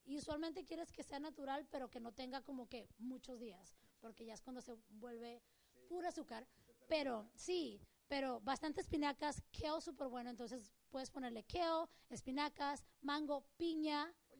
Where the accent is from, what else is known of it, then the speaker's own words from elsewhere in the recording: Mexico; moved away; crecí, en México